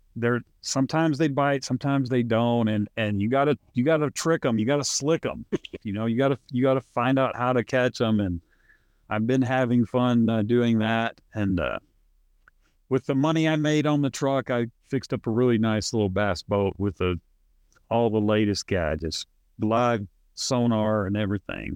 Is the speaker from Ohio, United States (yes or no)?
no; California, United States; now in Arkansas, United States; I grew up with you in Ar- in California